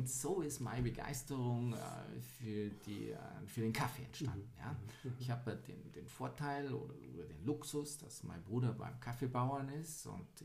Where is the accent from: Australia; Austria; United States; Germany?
Germany; Weilheim, Bavaria; born there; Ja, tatsächlich immer noch, wo ich heute lebe, in Weilheim, mhm. im schönen Oberbayern.